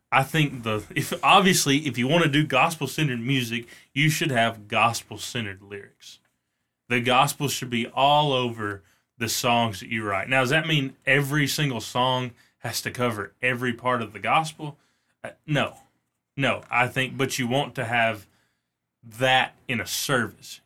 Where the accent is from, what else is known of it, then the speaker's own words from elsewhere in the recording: North Alabama, United States; We're from North Alabama